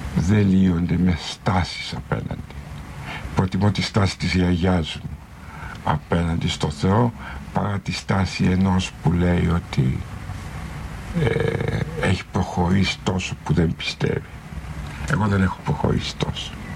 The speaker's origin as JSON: {"language": "Greek", "country": "Greece", "said": "σαν Έλληνας πολίτης"}